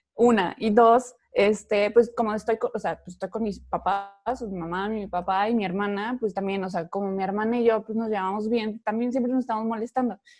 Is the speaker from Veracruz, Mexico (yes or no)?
yes; Veracruz, Mexico; now in Monterrey, Mexico; yo soy de Veracruz y estando en Monterrey